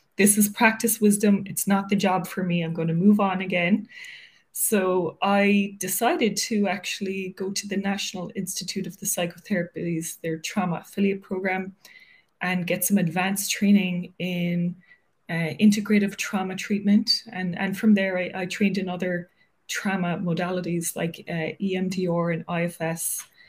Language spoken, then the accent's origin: English; Cork, Munster, Ireland; moved away as an adult; also born or lived in Dublin, Ireland / Wicklow, Ireland; now in New York, United States; I grew up in Cork